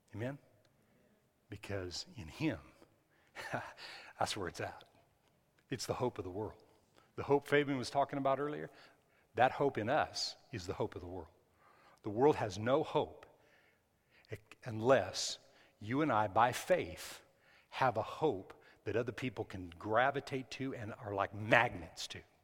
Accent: New Mexico, United States; I was raised in New Mexico.

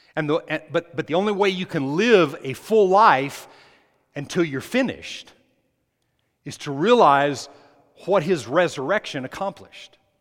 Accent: New Mexico, United States; when I was growing up in New Mexico

